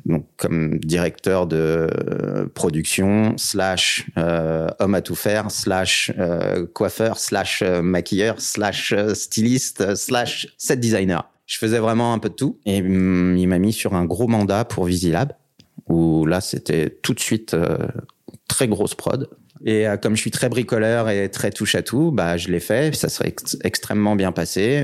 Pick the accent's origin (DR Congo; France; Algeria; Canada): France; moved away as an adult; also born or lived in French-speaking Switzerland; now in Switzerland; Je suis français. J'ai euh, décidé de, venir euh, dans ces jolies contrées par amour